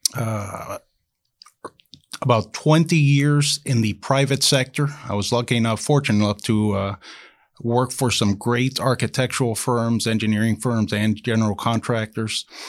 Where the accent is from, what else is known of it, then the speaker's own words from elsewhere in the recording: Miami, Florida, United States; I was born in Miami, Florida